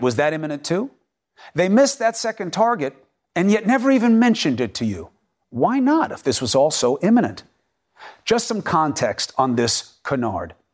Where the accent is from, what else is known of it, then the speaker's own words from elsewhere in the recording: New York City, New York, United States; I'm from Queens